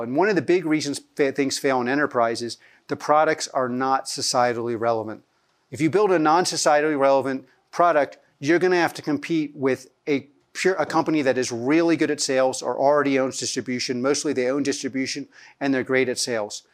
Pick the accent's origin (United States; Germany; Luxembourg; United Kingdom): United States; suburbs of Philadelphia, Pennsylvania; also born or lived in New York; I was born in New York. I grew up in the suburbs of Philadelphia